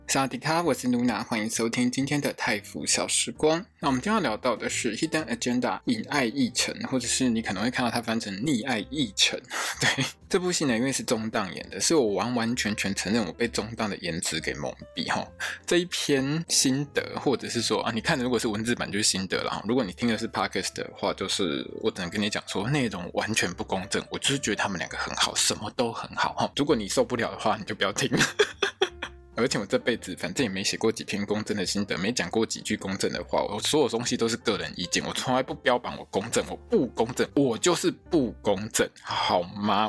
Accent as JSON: {"language": "Chinese", "country": "Taiwan", "said": "我们台湾人"}